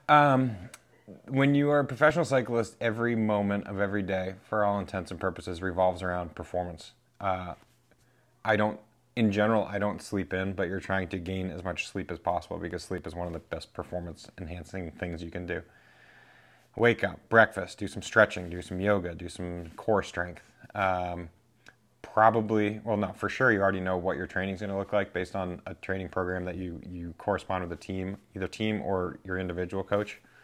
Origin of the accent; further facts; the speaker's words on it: New Hampshire, United States; now in Vermont, United States; Born and raised in New Hampshire